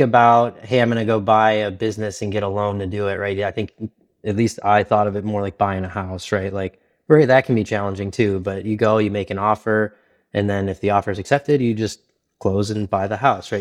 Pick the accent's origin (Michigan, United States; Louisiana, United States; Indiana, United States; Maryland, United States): Michigan, United States; Detroit; moved away as an adult; also born or lived in Texas; now in Pittsburgh, United States; I'm from Detroit